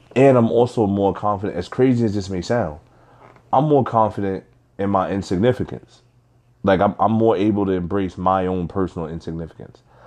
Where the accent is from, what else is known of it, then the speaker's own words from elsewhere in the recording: Nigeria; I'm Nigerian.